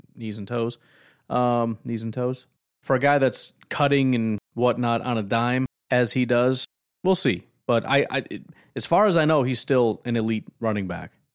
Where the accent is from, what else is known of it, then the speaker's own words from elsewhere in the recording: Illinois, United States; now in Wisconsin, United States; I grew up in Illinois